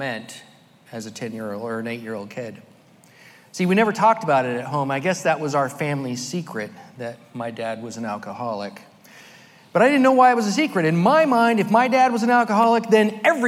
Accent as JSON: {"language": "English", "town": "Merced", "region": "California", "country": "United States", "tie": "born or raised there", "also_born_or_lived": "Sacramento / Fresno", "said": "I was born in Merced, California, the youngest of five children"}